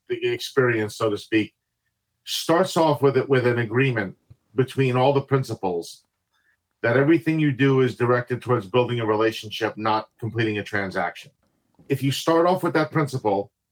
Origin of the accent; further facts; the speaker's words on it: New Jersey, New York metropolitan area, United States; now in Maryland, United States; I'm originally from the New York, New Jersey, tri-state area. I live in Maryland for the latest half of my life